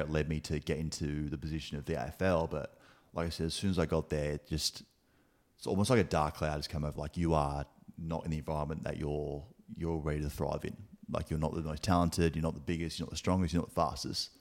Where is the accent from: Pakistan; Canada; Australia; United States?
Australia; Adelaide, South Australia; moved away as an adult; also born or lived in Gold Coast / Melbourne; born and raised in Adelaide, uh, in Teachery Gully